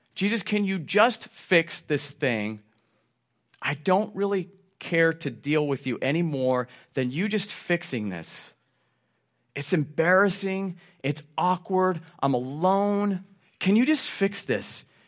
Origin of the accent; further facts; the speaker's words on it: Southern Oregon, United States; being born and raised in Southern Oregon, I've spent plenty of times camping and hunting